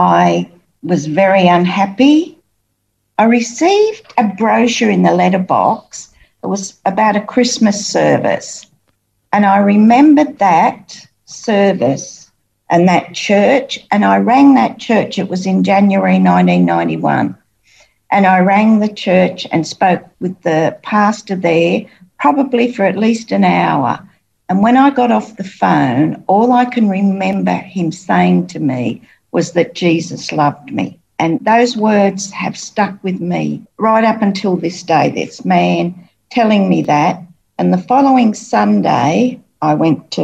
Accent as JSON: {"language": "English", "town": "Sydney", "region": "New South Wales", "country": "Australia", "tie": "born or raised there", "moved": "as an adult", "lives_now": "Queensland, Australia", "said": "I was born in Sydney. I spent most of my life in Sydney"}